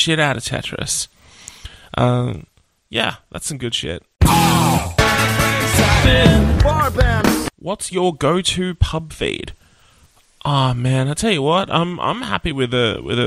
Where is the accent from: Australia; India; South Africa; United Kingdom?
Australia; Nowra, New South Wales; I grew up in Nowra